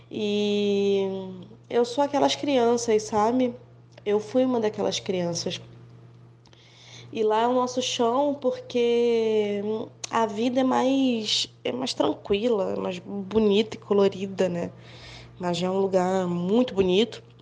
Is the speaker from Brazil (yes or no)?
yes; Magé, Rio de Janeiro, Brazil; Eu moro em Magé, sou de Magé, fui criada em Magé. E lá em Pau Grande, terra de Garrincha